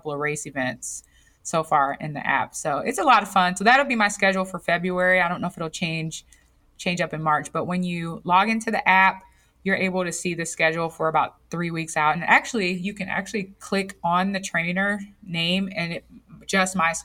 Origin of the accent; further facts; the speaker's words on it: Gary, Indiana, United States; I'm from Gary, Indiana